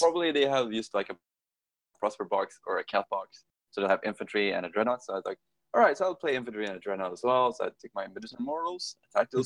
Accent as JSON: {"language": "English", "area": "middle of Sweden", "region": "central Sweden", "country": "Sweden", "tie": "born or raised there", "moved": "yes", "said": "I love being back home though. It's just so so good because it's like in the middle of Sweden, in the middle of fucking nowhere"}